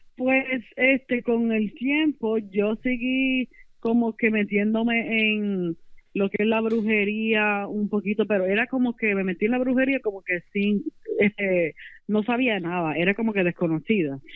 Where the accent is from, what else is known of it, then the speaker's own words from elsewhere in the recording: Las Piedras, Puerto Rico; soy de Puerto Rico, Las Piedras